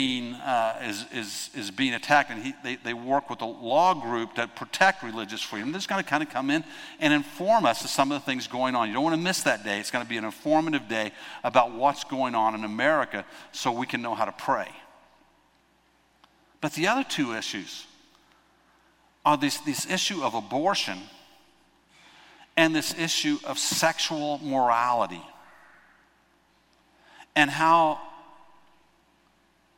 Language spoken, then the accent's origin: English; United States; I'm an American